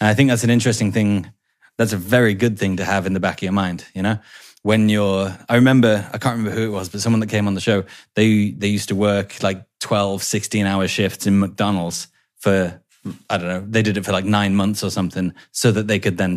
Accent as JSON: {"language": "English", "region": "England", "country": "United Kingdom", "moved": "yes", "said": "I'm English"}